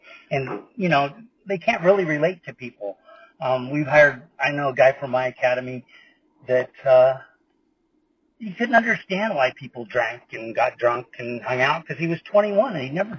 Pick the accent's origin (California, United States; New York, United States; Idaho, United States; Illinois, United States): California, United States; we're from California.